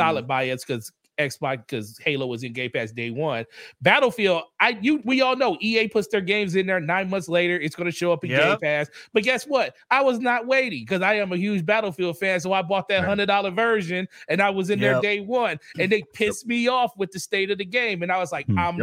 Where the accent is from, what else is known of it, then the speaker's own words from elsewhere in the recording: Michigan, United States; I'm from Michigan